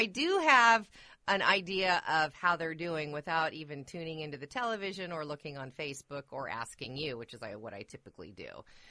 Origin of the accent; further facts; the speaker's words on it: Seattle, Washington, United States; And I just resolutely refuse to jump on the bandwagon just because I'm from Seattle.